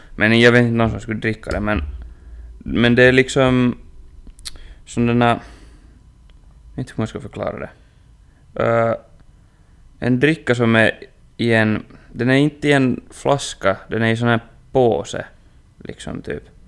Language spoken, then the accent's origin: Swedish; Inkoo, Uusimaa, Finland; moved away; hemma i Ingo